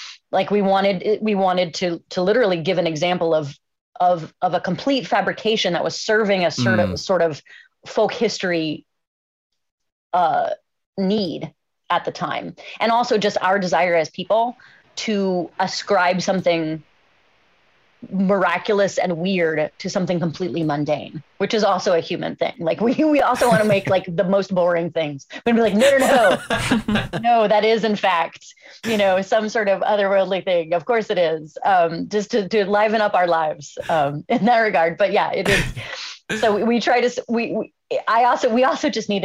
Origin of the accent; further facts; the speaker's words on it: Cincinnati, Ohio, United States; my hometown of Cincinnati